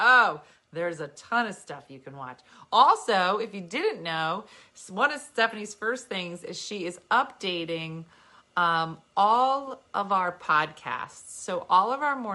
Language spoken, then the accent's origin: English; New Jersey, United States; we're from Jersey